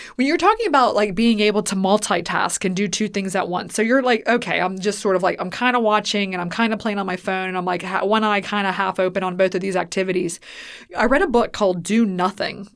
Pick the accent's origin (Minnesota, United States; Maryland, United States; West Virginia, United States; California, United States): West Virginia, United States; Weirton; moved away; I grew up in Weirton, West Virginia, which is right west of Pittsburgh